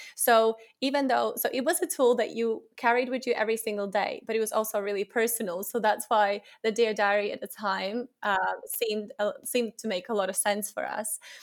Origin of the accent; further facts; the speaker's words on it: Latvia; moved away as an adult; now in England, United Kingdom; I'm originally from Latvia, and I moved to England, uh, around eight years ago after finishing my university